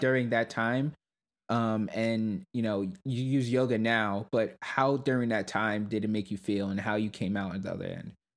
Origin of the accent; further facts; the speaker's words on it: New York City, New York, United States; I grew up in Brooklyn, New York